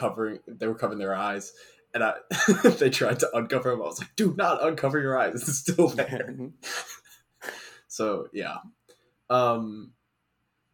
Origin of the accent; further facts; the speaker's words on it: Mobile, Alabama, United States; moved away; this was shot in my hometown